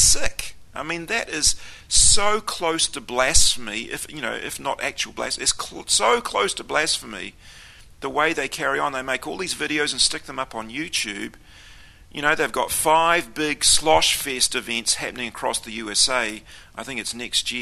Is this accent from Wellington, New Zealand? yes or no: no; Auckland, New Zealand; I was brought up in the Pentecostal movement. We went to Assembly of God every week, the biggest Assembly of God in Auckland City.